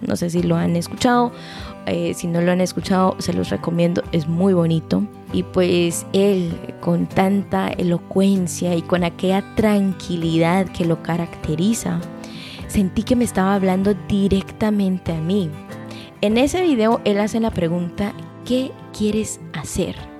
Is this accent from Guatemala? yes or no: yes; Guatemala; moved away; nosotros como guatemaltecos